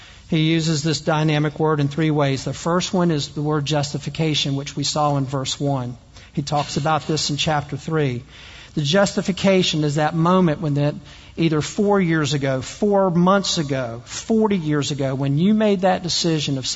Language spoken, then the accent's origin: English; the South, United States; I'm also from the South. You probably can't tell from the way I talk